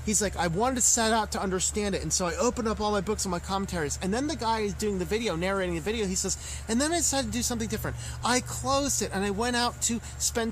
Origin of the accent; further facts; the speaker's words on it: United States; as an American